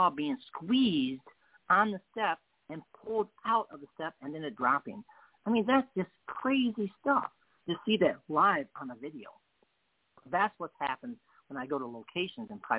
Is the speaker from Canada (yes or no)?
no; England, United Kingdom; I'm English.